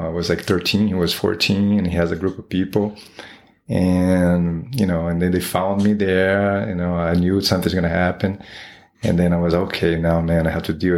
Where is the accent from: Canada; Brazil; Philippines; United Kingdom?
Brazil; Rio de Janeiro; English is a second language; moved away as an adult; now in United States; I was born in Rio de Janeiro, Brazil. Raised over there, and I moved here to the United States when I was 26.